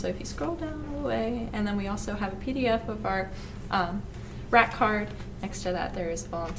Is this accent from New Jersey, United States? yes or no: no; Elkton, Maryland, United States; I'm from Cecil County, and I'm here. I mean, I'm from Elkton.